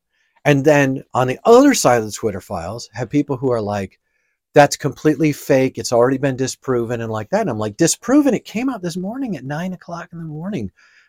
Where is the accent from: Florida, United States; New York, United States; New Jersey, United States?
New York, United States; So I grew up in the Italian area of New York.